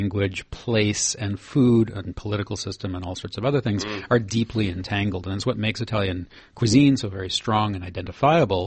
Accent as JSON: {"language": "English", "country": "Canada", "said": "I come from Canada"}